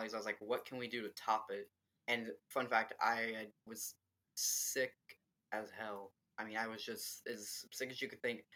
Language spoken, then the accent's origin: English; Kinston, North Carolina, United States; Kinston, my hometown